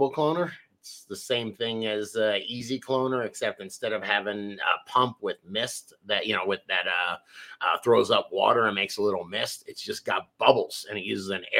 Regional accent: Florida, United States; I come from Florida. I own a nursery.

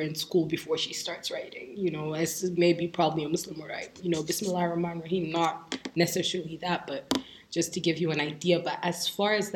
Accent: Nigeria; moved away; I'm Nigerian

